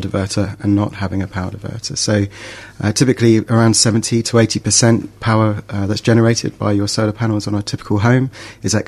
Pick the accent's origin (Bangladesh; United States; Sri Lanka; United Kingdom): United Kingdom; England; moved away; you probably tell by my accent, I'm from England.